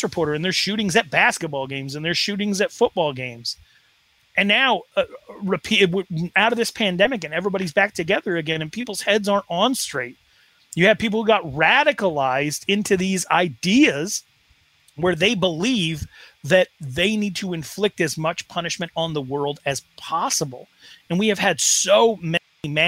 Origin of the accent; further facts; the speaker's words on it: Wyoming, United States; In my Wyoming town of 16,000 people